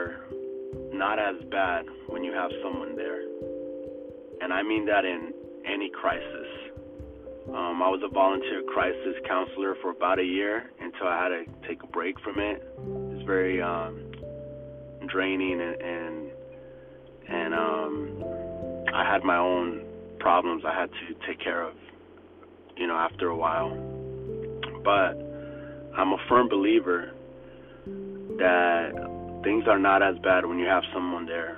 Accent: LA area, Orange County area, Southern California, United States; growing up in Southern California, LA area, Orange County area

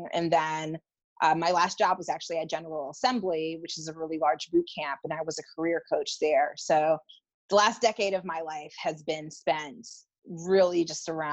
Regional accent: North Carolina, United States; moved away as an adult; also born or lived in New York; I grew up in North Carolina, but I moved to the city at the young age of 20

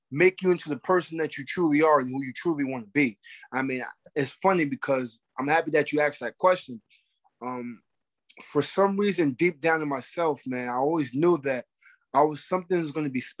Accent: Arbor Hill, New York, United States; I come from Arbor Hill. I, nobody never thought I was going to be a heavyweight champion of the world.

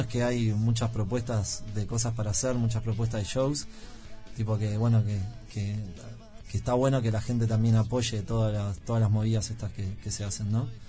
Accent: Uruguay; Yo soy un uruguayo fallado

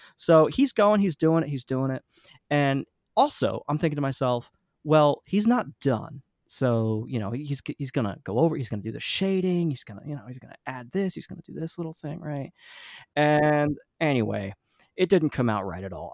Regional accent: New Jersey, United States; I grew up in New Jersey, I've been l, living here mostly my whole life

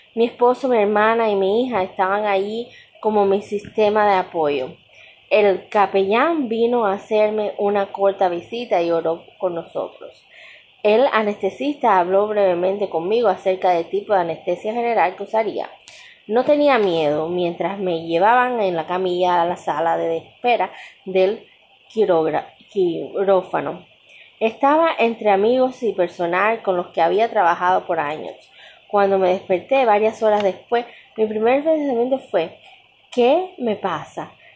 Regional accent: Cuba; en mi país Cuba

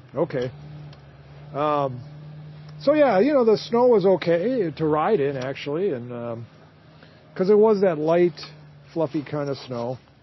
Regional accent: Duluth, Minnesota, United States; a lifelong Minnesota journalist from Duluth who's traveled the world and knows my home state

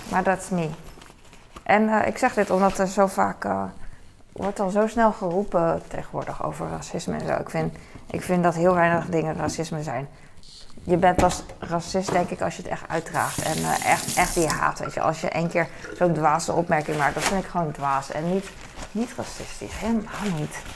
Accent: Hong Kong; accent: Hong Kong Chinese; Dutch is a second language; En Peking klinkt meer als mijn accent. Mijn accent is uh, Hongkong Chinees accent.

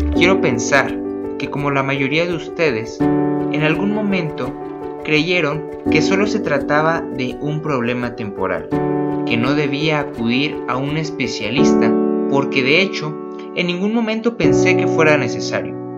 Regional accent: Mexico; Soy mexicano

